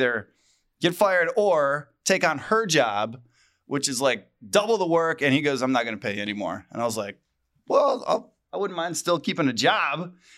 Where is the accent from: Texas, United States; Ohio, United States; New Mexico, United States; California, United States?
Ohio, United States; Cleveland; Where are you from? I'm from Cleveland, Ohio.